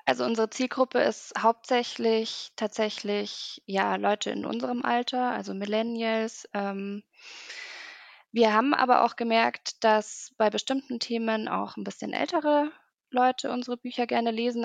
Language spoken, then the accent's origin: German; Munich, Bavaria, Germany; ich komme aus München